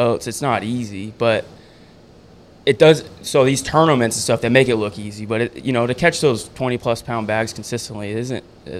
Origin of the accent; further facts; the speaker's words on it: Rocklin, California, United States; I'm originally born and raised in Rockland, so Sacramento area.